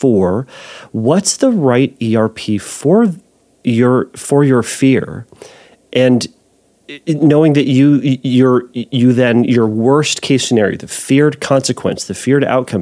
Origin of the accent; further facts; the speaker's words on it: United States; we're American, and I am one